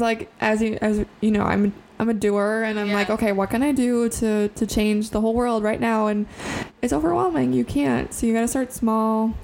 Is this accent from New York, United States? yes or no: no; Central Wisconsin, United States; we're from Central Wisconsin. Hunting is like a uh, popular sport here.